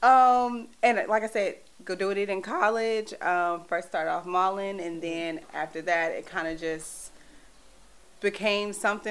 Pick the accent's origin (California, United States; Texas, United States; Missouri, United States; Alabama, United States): Texas, United States; Dallas; moved away as an adult; now in New York City, United States; I'm from Dallas, Texas, born and raised